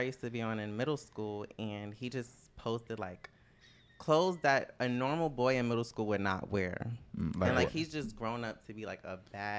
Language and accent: English; United States; Growing up near New York, I was always there.